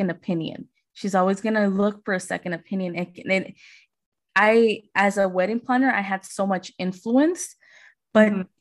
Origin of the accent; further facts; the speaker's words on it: Las Vegas, Nevada, United States; I'm from Vegas